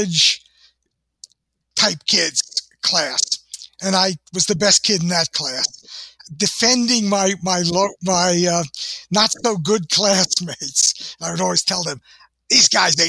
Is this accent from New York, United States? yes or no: yes; New York City, New York, United States; moved away; also born or lived in Newburgh, New York / New Jersey; Mostly I grew up in New York City. I was born in one of the worst towns in America, Newburgh, New York.